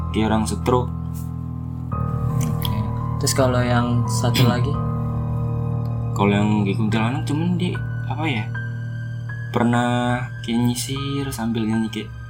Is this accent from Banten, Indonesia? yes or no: yes; Banten, Indonesia; lagi ada acara gitu kan di kampung gua di Banten